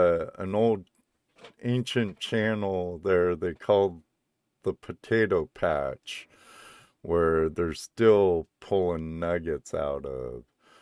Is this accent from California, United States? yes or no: yes; Southern California, United States; also born or lived in North Cascades, Washington; now in Washington, United States; I was born and raised in Southern California, Jack. Southern California beach bum, surfer dude, skater dude.